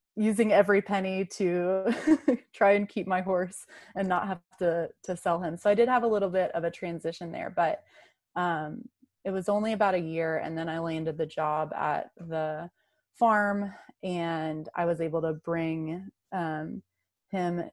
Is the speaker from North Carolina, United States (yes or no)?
yes; North Carolina, United States; I grew up in North Carolina um, in the in the mountains there